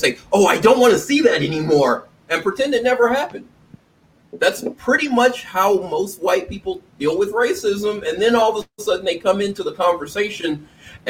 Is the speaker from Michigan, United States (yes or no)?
no; Tennessee, United States; moved away; I'm from Tennessee originally